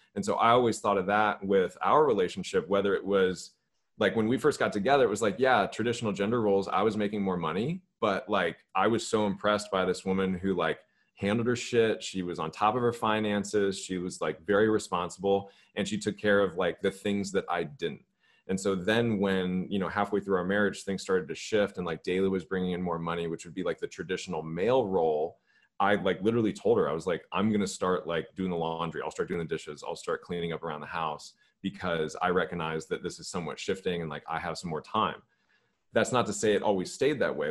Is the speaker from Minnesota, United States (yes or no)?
no; Los Angeles, California, United States; moved away; also born or lived in Georgia; I grew up in Los Angeles